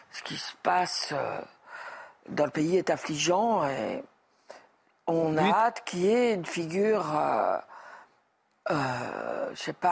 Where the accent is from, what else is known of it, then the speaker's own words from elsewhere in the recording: France; Déjà, moi, je suis française, je ne peux pas euh, voter